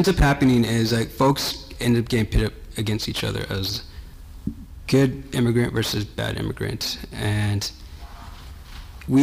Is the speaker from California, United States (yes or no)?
yes; Los Angeles, California, United States; I grew up in Los Angeles and my family's also from El Salvador